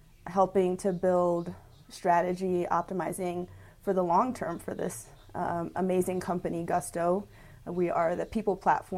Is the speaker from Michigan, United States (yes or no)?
no; Lawnside, New Jersey, United States; also born or lived in Houston, United States; So I'm originally from Houston, Texas. I was born there. And I went to junior high and high school, actually, in South Jersey, in Lawnside, New Jersey.